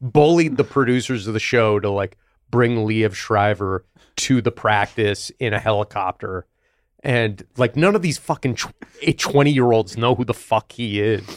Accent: Buffalo, New York, United States; now in New York, United States; I grew up in Buffalo, which is a small city

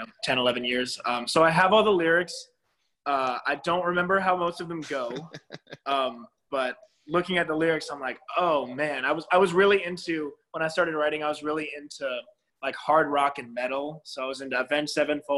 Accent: Virginia, United States; also born or lived in Georgia / South Carolina; now in Nashville, United States; We moved to Virginia from Georgia when I was 6

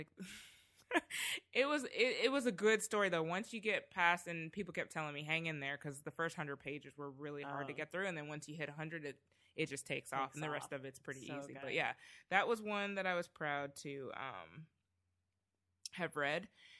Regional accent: Canada; moved away; also born or lived in Trinidad; I mean, I'm originally Canadian.

